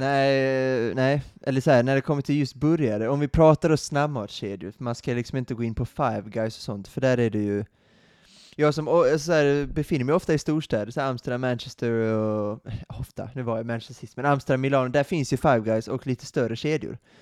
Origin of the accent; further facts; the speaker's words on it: Sweden; som svensk